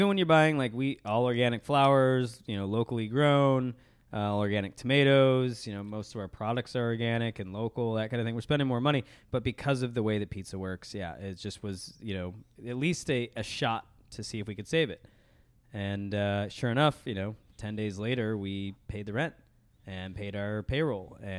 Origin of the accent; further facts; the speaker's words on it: Chicago, Illinois, United States; I'm from Chicago